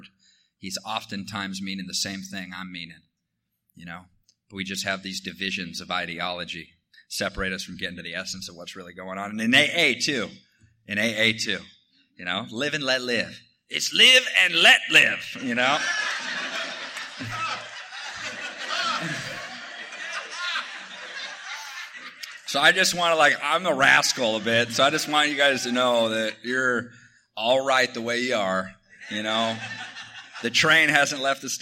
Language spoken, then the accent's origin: English; Washington, United States; I grew up in Washington State in an alcoholic household